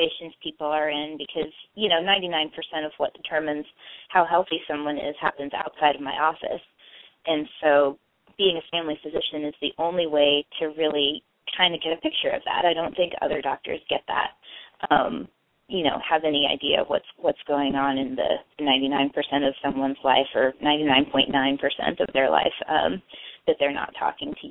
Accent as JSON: {"language": "English", "region": "north central Kansas", "country": "United States", "tie": "born or raised there", "moved": "yes", "lives_now": "Oregon, United States", "said": "I grew up in north central Kansas"}